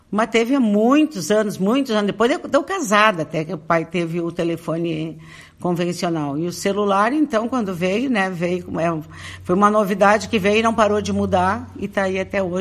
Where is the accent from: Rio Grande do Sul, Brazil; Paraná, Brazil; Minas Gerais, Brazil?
Rio Grande do Sul, Brazil; Santo Antônio da Patrulha; eu costumo dizer que eu sou varziana, nasci na Várzea, numa casa onde a minha mãe tinha nascido, que era dos meus avós, e aí a gente continuar morando ali e ali eu nasci.